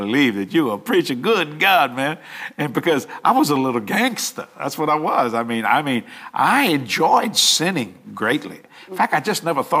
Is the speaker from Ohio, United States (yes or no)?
no; Cajun, Louisiana, United States; accent: Cajun; I'm Cajun to the core